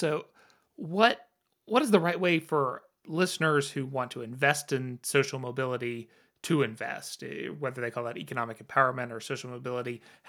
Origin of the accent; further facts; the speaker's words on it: Virginia, United States; my home state of Virginia here